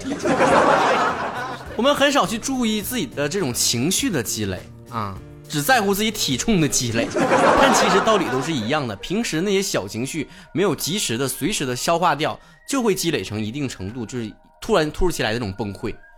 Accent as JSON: {"language": "Chinese", "region": "Northeast China", "country": "China", "said": "吃亏就吃亏到我是东北人"}